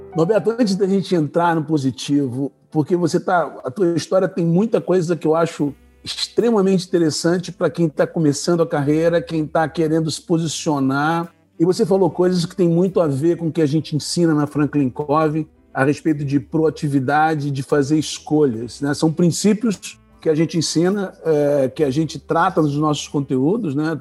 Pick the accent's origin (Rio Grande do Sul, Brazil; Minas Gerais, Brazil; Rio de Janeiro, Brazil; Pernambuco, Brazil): Rio de Janeiro, Brazil; now in Curitiba, Brazil; eu sou carioca